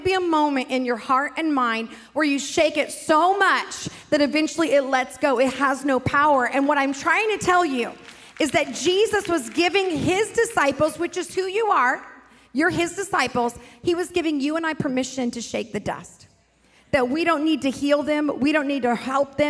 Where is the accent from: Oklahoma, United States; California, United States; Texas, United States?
California, United States; South Lake Tahoe; also born or lived in Pasadena, California; I grew up in South Lake Tahoe, but I went to high school in LA, Pasadena area